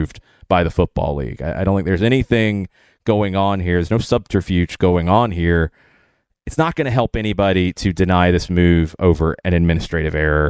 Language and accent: English; Atlanta, Georgia, United States; my hometown, our city, Atlanta